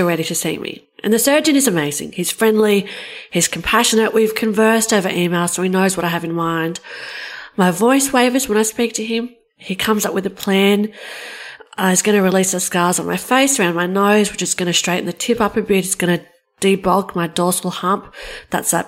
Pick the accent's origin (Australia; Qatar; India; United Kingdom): Australia; I'm from Australia